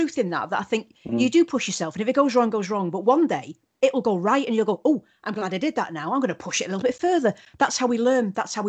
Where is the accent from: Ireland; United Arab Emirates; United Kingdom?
United Kingdom; Wales; accent: Welsh; I think I've lost my Welsh accent. But if I'm angry... Yeah. Then it comes out really.